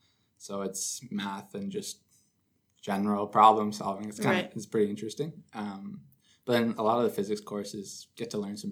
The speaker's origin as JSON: {"language": "English", "town": "Perth", "region": "Ontario", "country": "Canada", "said": "I'm from Perth, Ontario"}